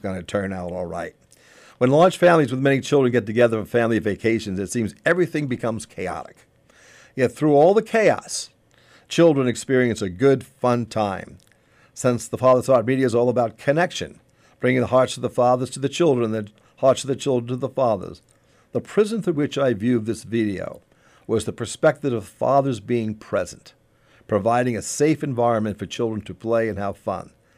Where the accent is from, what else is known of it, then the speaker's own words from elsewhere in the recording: Long Island, New York, United States; I grew up on Long Island. I grew up near the beaches of Long Island